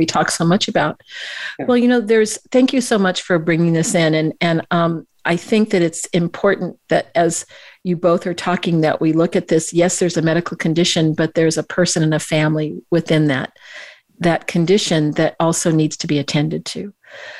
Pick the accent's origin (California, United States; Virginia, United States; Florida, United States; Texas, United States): California, United States; Silicon Valley; I grew up in Silicon Valley